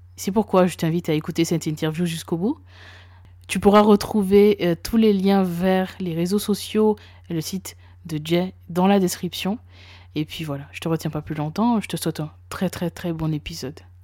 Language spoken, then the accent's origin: French; Guadeloupe; moved away; je viens de Guadeloupe et je me souviens que bah, je vivais encore en Guadeloupe lorsqu'il y a eu la, grève en 2009